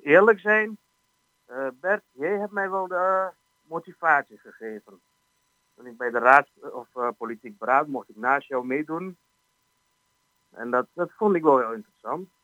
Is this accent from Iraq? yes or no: yes; Iraq; now in Almelo, Netherlands; Ik ben niet geboren in Almelo, ik kom uit Irak